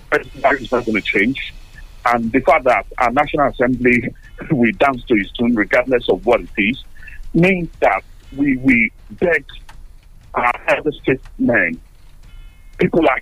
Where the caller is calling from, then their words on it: Tottenham, London, United Kingdom; I'm calling you from Tottenham.